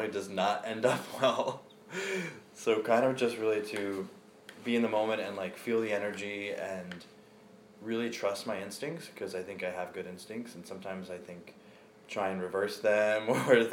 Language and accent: English; New York, United States; I'm from New York, but I've been in New York as an adult for more than 12 years.